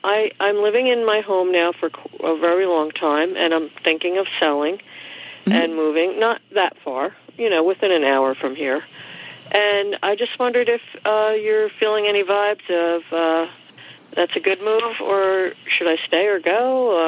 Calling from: New Jersey, United States; I am in New Jersey.

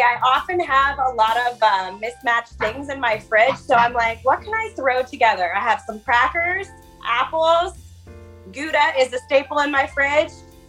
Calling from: Annapolis, Maryland, United States; I am a preschool teacher calling from Annapolis, Maryland.

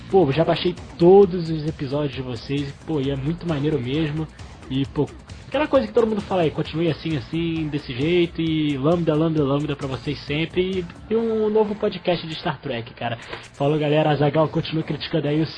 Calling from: Rio de Janeiro, Brazil; eu sou aqui do Rio de Janeiro

